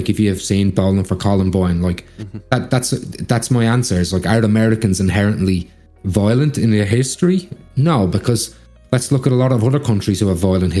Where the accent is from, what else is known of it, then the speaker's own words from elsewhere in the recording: Australia; But growing up in Australia, that's another thing that shocked me.